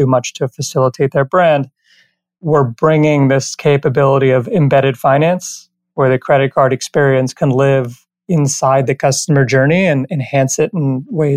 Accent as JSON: {"language": "English", "town": "Miami", "region": "Florida", "country": "United States", "tie": "born or raised there", "also_born_or_lived": "Maryland / Ithaca, New York / New York City", "moved": "as an adult", "lives_now": "Los Angeles, United States", "said": "So I grew up in Miami, went to undergrad at University of Maryland, grad school at Cornell, spent 13, 14 years in New York, and then moved out to Los Angeles, and that's where I reside today"}